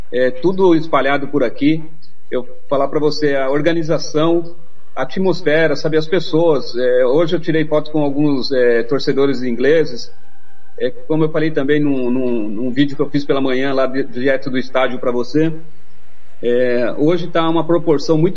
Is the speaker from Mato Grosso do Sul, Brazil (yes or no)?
yes; Mato Grosso do Sul, Brazil; moved away as an adult; now in Europe; não digo que quero voltar para o Mato Grosso do Sul